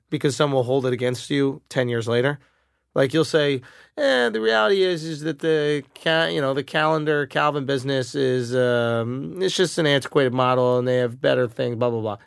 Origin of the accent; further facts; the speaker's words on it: New York, United States; I identify as a New Yorker